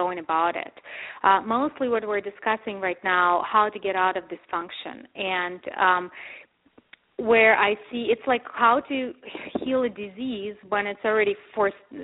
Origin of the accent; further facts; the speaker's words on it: Ukraine; moved away; I grew up in Ukraine and actually, frankly, in Soviet Union